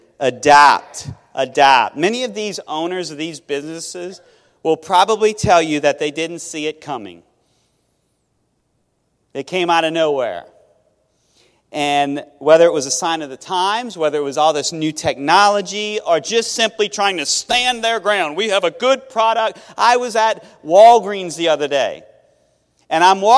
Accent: Metairie, Louisiana, United States; also born or lived in Thibodaux, Louisiana / Mississippi; I'm from Metairie

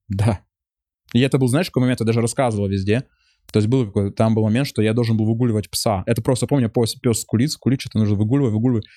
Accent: Chelyabinsk, Chelyabinsk Oblast, Russia; moved away; also born or lived in Israel; у меня там какие-то еврейские корни, а я из Челябинска

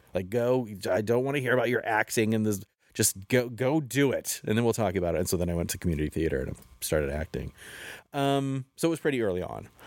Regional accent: Helena, Montana, United States; I was a gay kid in Helena, Montana, growing up.

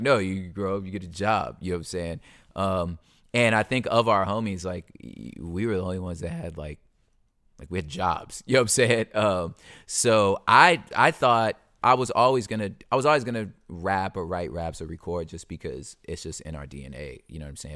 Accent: California, United States; I'm from California

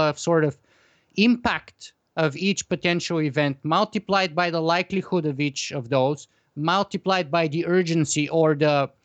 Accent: Bulgaria; grew up in the Eastern Bloc in Bulgaria

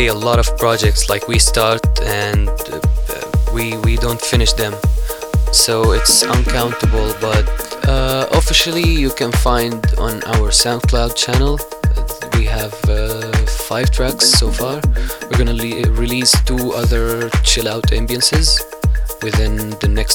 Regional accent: Damascus, Damascus Governorate, Syria; now in Amsterdam, Netherlands; We are from Damascus, Syria

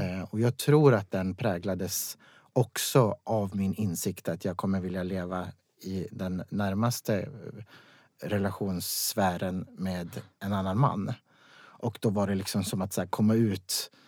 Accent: Vaplan, Jämtland, Sweden; moved away; jag kommer från Vaplan

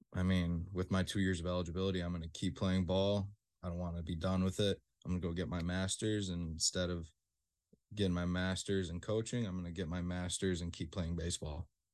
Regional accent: Rochester, New York, United States; I'm from Rochester

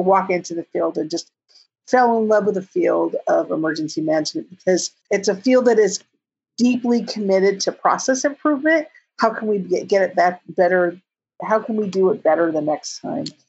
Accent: California, United States; I'm from California

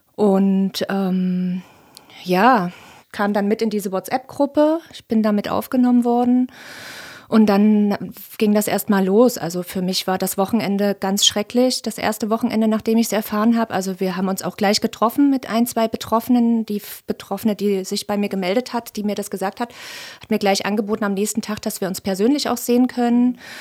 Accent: Leipzig, Saxony, Germany; ich bin 38 und auch gebürtige Leipzigerin

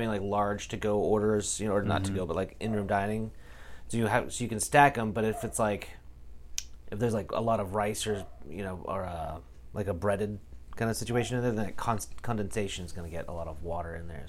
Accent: Pacific Northwest, United States; Growing up in the Northwest, this is always a problem.

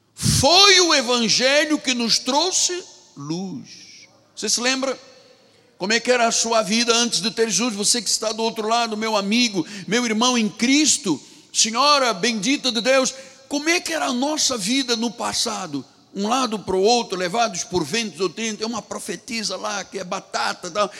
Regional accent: Angola; moved away; Na minha terra, onde nasci, em Angola, nós tínhamos uma cultura portuguesa

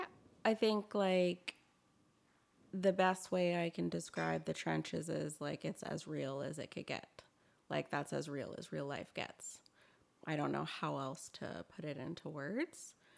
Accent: Toronto, Ontario, Canada; moved away as an adult; now in Victoria, Canada; I'm originally from Toronto

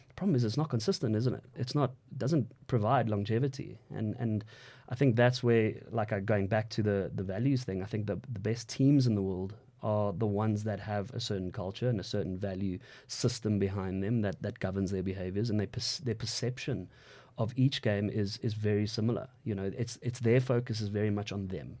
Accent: South Africa; I'm a South African male

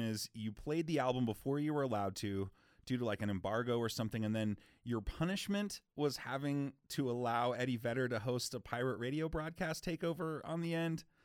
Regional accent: Seattle, Washington, United States; now in Salt Lake City, United States; growing up in Seattle

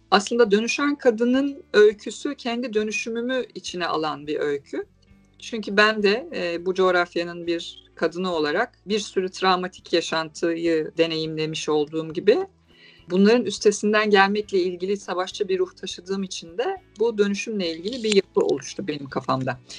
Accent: Istanbul, Turkey; born there; Ee, İstanbul'da doğdum, iletişim okudum.

